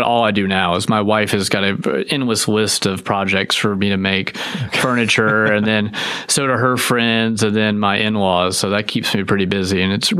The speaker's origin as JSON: {"language": "English", "town": "Winston-Salem", "region": "North Carolina", "country": "United States", "tie": "born or raised there", "also_born_or_lived": "Fort Smith, Arkansas / Hilton Head Island, South Carolina", "moved": "as an adult", "lives_now": "Texas, United States", "said": "So I was born in Fort Smith, Arkansas, and then I moved to Winston-Salem, North Carolina, and then I spent, I'd say about 13 years there."}